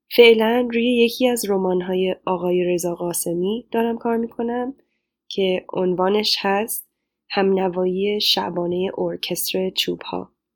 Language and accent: Persian; Los Angeles, California, United States; Persian is a second language; moved away as an adult; also born or lived in Chicago / Cambridge; now in Rhode Island, United States; من پیش جامعه بزرگی از ایرانیان مقیم خارج از کشور در لس آنجلس بزرگ شدم